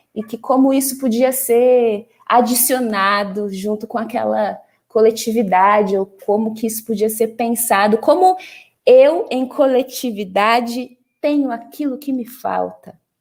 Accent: São Paulo, Brazil; como paulistana

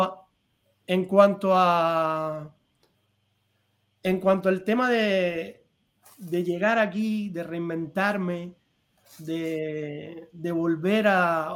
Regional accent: Cuba; moved away as an adult; also born or lived in Madrid; now in Spain; yo me fui de Cuba.

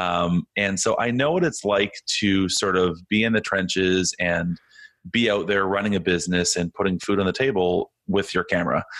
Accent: Canada; I'm Canadian

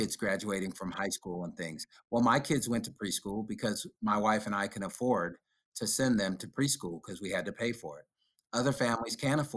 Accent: Sacramento, California, United States; growing up in Oak Park, and I know teaching and working in Del Paso Heights for so many years

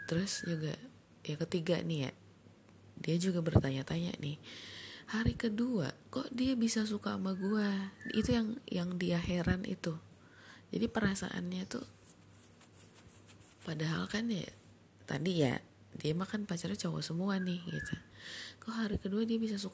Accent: Padang, West Sumatra, Indonesia; gue orang Padang pacar gue juga orang Padang

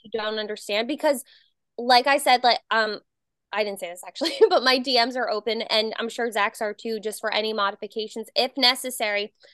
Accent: New Jersey, United States; moved away; I'm originally from Jersey

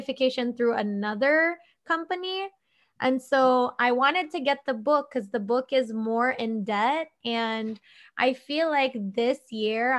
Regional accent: Philippines; coming from an Asian family, I'm Filipino

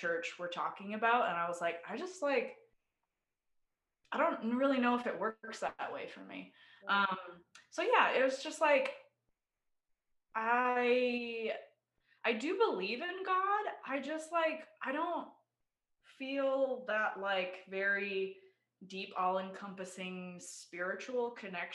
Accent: Idaho, United States; also born or lived in Bay Area, California; now in Austin, United States; So I was born in the Bay Area in California. And when I was six, we moved to Idaho because that's where a lot of my dad's family is.

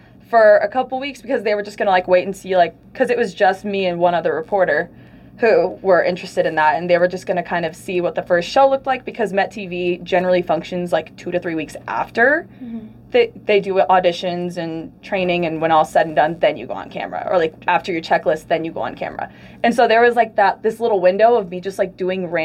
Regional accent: Aurora, Colorado, United States; I'm from Aurora, Colorado

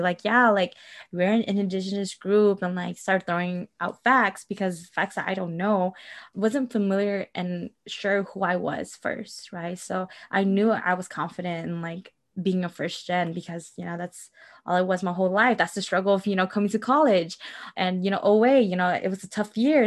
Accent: Milwaukee, Wisconsin, United States; I grew up in Milwaukee, Wisconsin

